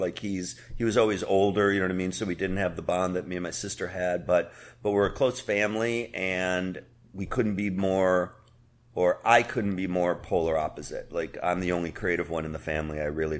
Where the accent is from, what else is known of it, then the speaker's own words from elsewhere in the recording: Chicago, Illinois, United States; also born or lived in Cleveland, Ohio; I was born in Cleveland, and I grew up in Chicago.